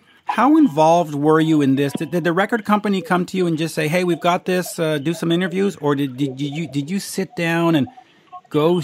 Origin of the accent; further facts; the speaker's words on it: Canada; now in Montreal, Canada; As a Canadian in Montreal